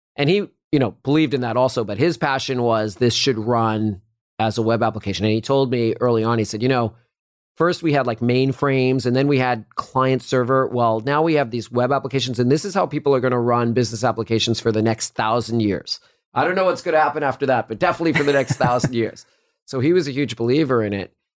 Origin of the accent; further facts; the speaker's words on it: Lexington, Massachusetts, United States; moved away as an adult; now in Silicon Valley, United States; I grew up in Lexington, Massachusetts, near Boston.